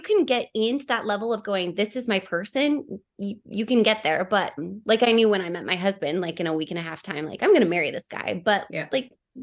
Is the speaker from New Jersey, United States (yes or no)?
no; Oregon, United States; now in San Diego, United States; I'm from Oregon